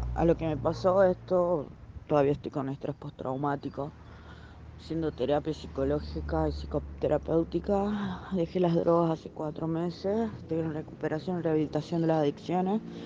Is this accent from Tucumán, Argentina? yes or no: yes; Tucumán, Argentina; Tengo 22 años, soy de Argentina, de Tucumán.